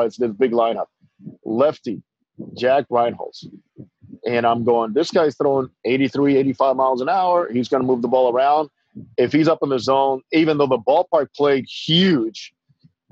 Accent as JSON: {"language": "English", "country": "Dominican Republic", "tie": "born or raised there", "moved": "as an adult", "said": "I grew up in the Dominican all through high school."}